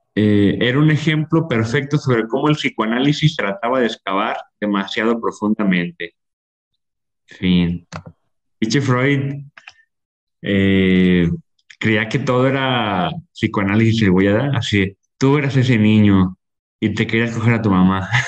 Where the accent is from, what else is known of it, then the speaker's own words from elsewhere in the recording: Ocotlán, Mexico; estoy en las calles de, Ocotlán, de donde soy